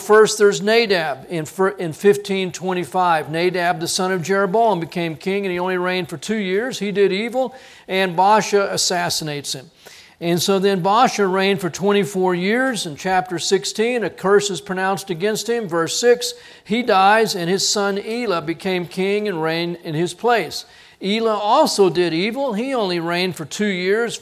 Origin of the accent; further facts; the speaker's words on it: United States; as Americans